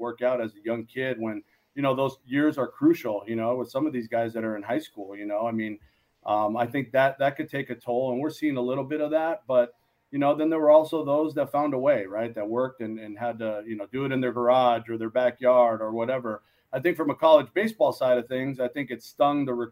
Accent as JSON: {"language": "English", "town": "Los Angeles", "region": "California", "country": "United States", "also_born_or_lived": "Moraga, California", "said": "This is back home for us. We're from the San Gabriel Valley here in L.A."}